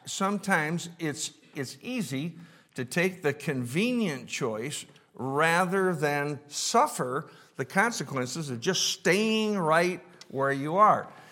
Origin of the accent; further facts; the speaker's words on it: Rochester, New York, United States; I was, I was born and raised in Rochester